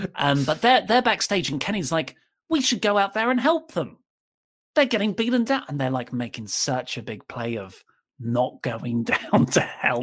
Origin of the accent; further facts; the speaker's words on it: United Kingdom; I am British